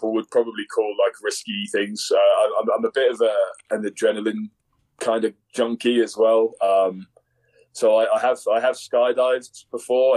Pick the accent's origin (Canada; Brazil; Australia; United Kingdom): United Kingdom; England; now in Colorado, United States; me being English